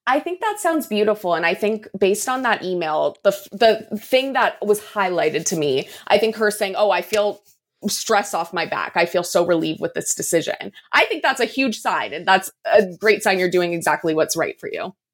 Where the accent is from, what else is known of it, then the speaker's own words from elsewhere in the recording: San Diego, California, United States; my hometown of San Diego